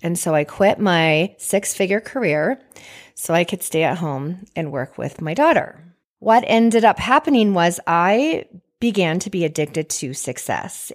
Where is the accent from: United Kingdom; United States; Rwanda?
United States; Washington; moved away; also born or lived in Idaho / Dana Point, California; I grew up in Washington, and I grew up with, uh, three siblings